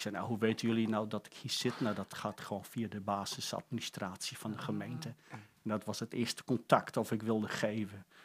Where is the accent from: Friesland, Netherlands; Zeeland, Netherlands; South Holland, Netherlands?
Friesland, Netherlands; accent: light Frisian accent; moved away; ben geboren in een dorpje in Friesland.